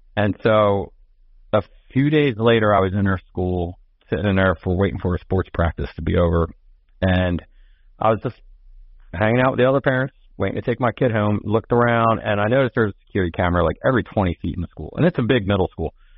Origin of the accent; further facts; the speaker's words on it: Philadelphia, Pennsylvania, United States; moved away as an adult; it's also in Philadelphia, my hometown, where I grew up